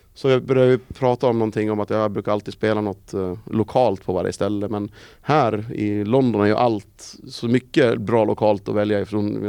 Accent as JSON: {"language": "Swedish", "country": "Sweden", "said": "vad vi är vana vid hemma i Sverige"}